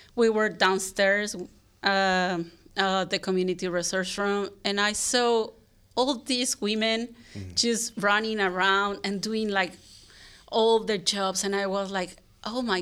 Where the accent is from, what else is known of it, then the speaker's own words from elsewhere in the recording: Puebla, Mexico; English is a second language; moved away as an adult; also born or lived in Barcelona, Spain / Zurich, Switzerland; now in San Francisco, United States; I'm from Puebla, Mexico. And I was just like born, raised there, and I lived there until I was 28.